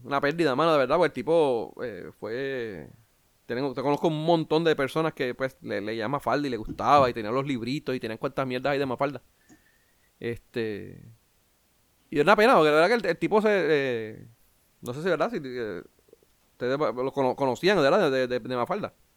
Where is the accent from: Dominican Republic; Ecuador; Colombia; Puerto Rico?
Puerto Rico; yo como boricua